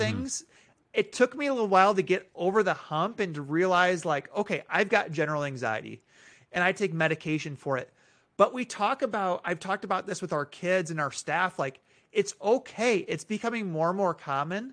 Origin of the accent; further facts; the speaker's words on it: Minneapolis, Minnesota, United States; moved away; I was born in Minneapolis.